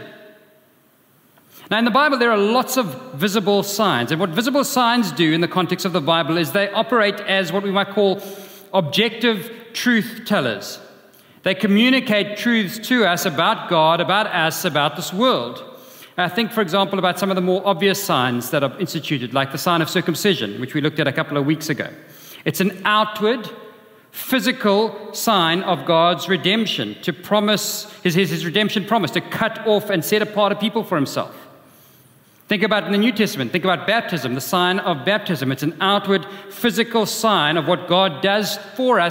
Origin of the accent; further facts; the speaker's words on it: Durban, KwaZulu-Natal, South Africa; When I was growing up in Durban, in our house, we had a view of the sea from my bedroom